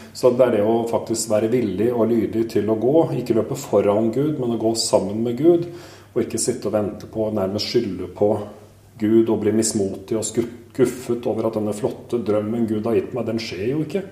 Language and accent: Norwegian; Askim, Østfold, Norway; født og oppvokst i Askim i Østfold